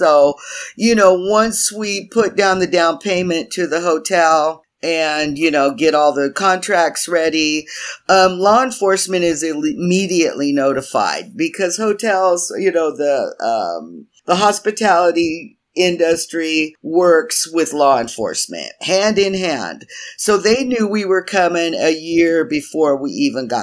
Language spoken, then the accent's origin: English; Tucson, Arizona, United States; We went in Tucson, where I'm from